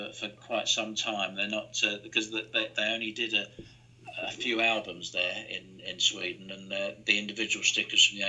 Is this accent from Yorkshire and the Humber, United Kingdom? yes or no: no; London, United Kingdom; I grew up in East London